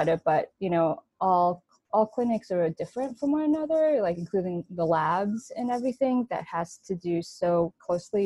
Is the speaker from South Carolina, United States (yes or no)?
no; New York, United States; I grew up in New York, born and raised